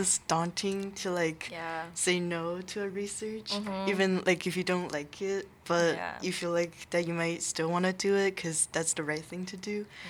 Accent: Brooklyn, New York, United States; I'm from Brooklyn.

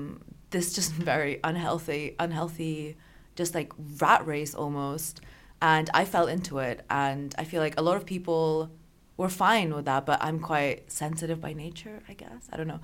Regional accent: Austria; But I grew up in Austria, went to an American school.

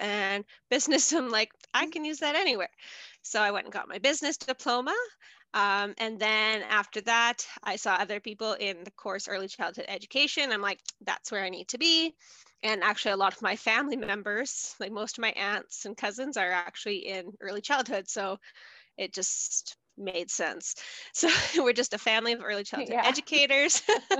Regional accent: Lindsay, Ontario, Canada; moved away as an adult; now in Edson, Canada; I've lived in Edson for, I think, 6.5 years now. I'm originally from Ontario, a little town called Lindsay, City of Cortha Lakes, beautiful, all lakes.

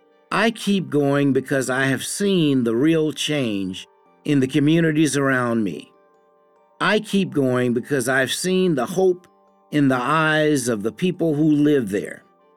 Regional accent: Kenya; I say it as a Kenyan on behalf of Kenyans. Our thoughts and voices matter too.

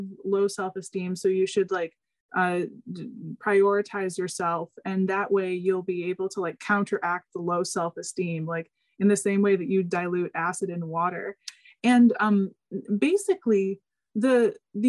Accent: United States; we're American

